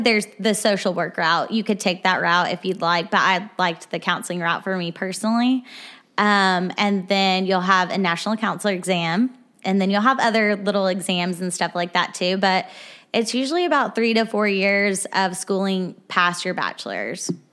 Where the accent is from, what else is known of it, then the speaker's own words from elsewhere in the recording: Arkansas, United States; moved away as an adult; now in Nashville, United States; I am from Arkansas. I moved here to Nashville about a year and a half ago